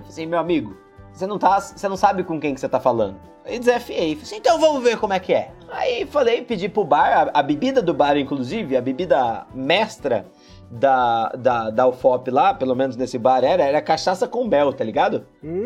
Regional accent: Ribeirão Preto, São Paulo, Brazil; a gente é, é de Ribeirão Preto

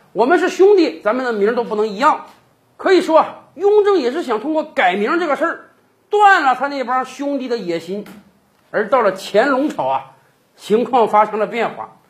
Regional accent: China; 我们中国人

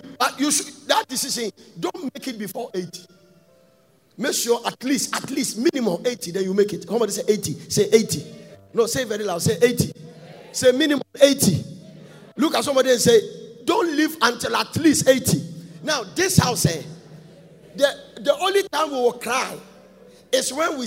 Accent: Ghana; moved away; I'm from Ghana.

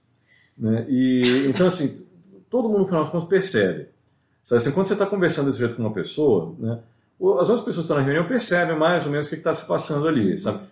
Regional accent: Brazil; moved away; sou brasileiro

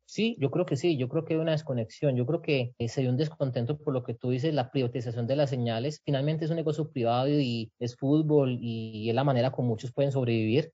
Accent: Colombia; como pueblo colombiano

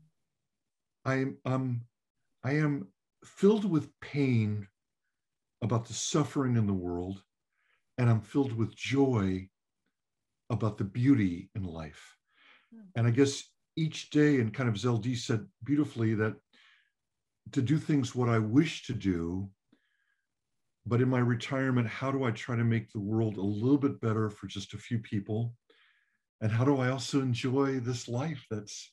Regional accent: Huntington Park, California, United States; now in Kensington, United States; I grew up down in Los Angeles, in kind of southeast Los Angeles, an area called Huntington Park, California.

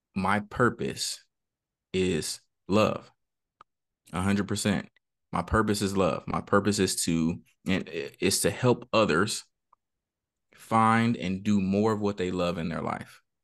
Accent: San Bernardino, California, United States; I grew up in Cali, uh, Southern California, San Bernardino

